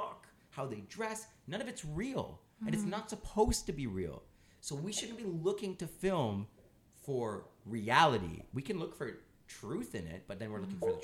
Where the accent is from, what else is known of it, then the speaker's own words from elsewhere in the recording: Canada; we're Canadian